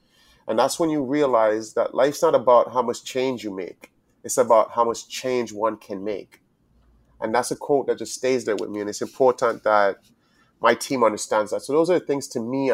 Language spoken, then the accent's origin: English; U.S. Virgin Islands; also born or lived in Charleston; growing up as a Virgin Islander, it's a different aspect as being American, but it's still a part of America.